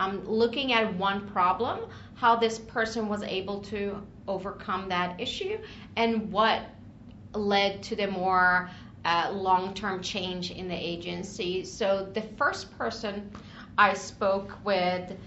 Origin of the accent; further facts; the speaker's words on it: Stockholm, Stockholm County, Sweden; now in Washington, DC, United States; originally from Stockholm, Sweden. I've been in the DC area for the past, I would say, 16 years or so